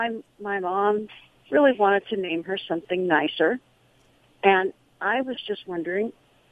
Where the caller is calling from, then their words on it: San Luis Obispo, California, United States; I'm calling from San Luis Obispo, California.